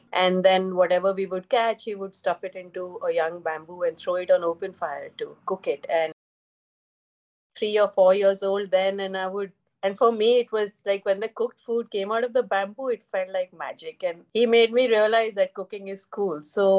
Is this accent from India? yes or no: yes; Jorhat, Assam, India; moved away; growing up in Jorhat, there were very few ingredients, like fancy ingredients that you could buy in the market.